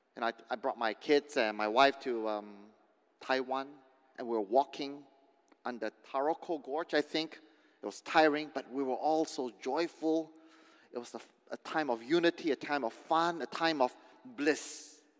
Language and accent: English; Indonesia; moved away; growing up in Indonesia, in the villages, in the kampong